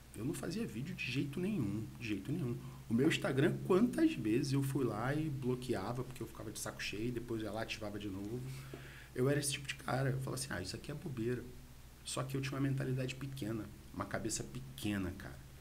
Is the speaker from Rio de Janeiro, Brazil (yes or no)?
yes; Rio de Janeiro, Brazil; moved away as an adult; now in Bom Jesus, Brazil; eu sou do Rio de Janeiro, tá? Sou carioca e vim para Bom Jesus há mais ou menos uns nove anos